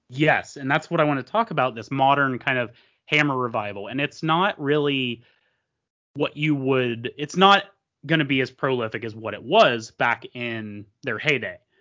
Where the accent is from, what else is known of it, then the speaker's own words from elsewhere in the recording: Columbus area, Ohio, United States; a little bit outside of Columbus here, um, in Lancaster, Ohio, um, that my parents always took me to growing up